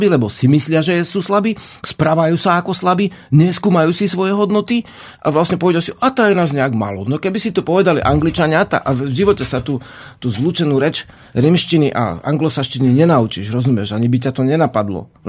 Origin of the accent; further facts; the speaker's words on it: Slovakia; my sme Sloveni, my sme Slováci na Slovensku